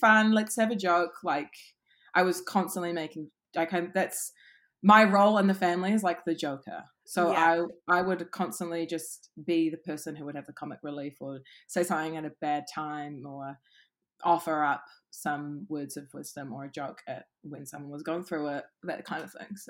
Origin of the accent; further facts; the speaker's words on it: Auckland, New Zealand; I grew up in Auckland, mainly West Auckland.